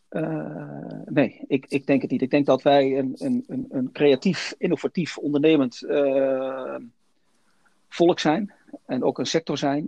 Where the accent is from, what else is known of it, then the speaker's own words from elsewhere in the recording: Netherlands; wij als Nederlanders